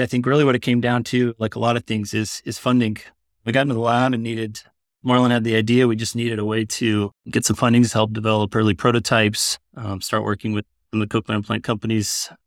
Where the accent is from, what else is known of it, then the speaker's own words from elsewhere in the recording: South Texas, United States; moved away as an adult; also born or lived in San Antonio, Texas / Iowa City, Iowa; now in Iowa, United States; I grew up in South Texas